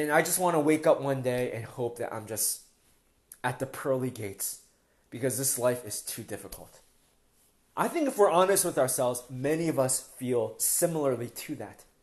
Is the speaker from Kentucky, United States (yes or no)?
no; Philadelphia, Pennsylvania, United States; moved away as an adult; now in Toronto, Canada; when we first moved to Toronto, I mean, we're from Philadelphia, we moved maybe four or five years ago